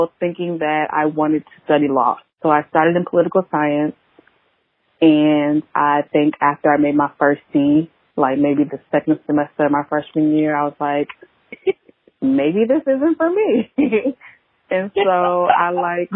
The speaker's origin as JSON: {"language": "English", "town": "Beaufort", "region": "South Carolina", "country": "United States", "said": "I am from Beaufort, South Carolina, small town. Everybody knows everybody."}